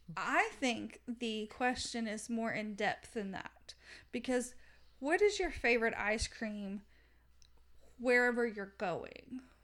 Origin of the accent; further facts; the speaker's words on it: Southern United States, United States; accent: Southern; my Southern accent